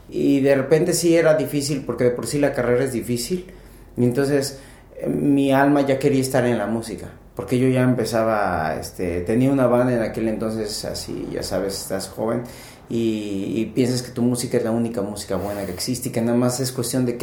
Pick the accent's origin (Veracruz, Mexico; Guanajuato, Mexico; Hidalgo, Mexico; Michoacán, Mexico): Hidalgo, Mexico; Pachuca; also born or lived in Ensenada, Baja California / Mexico City; el DF, pero desde hace como 20 años estoy en Pachuca y siempre cuando me preguntan de dónde soy, yo digo que soy de Pachuca.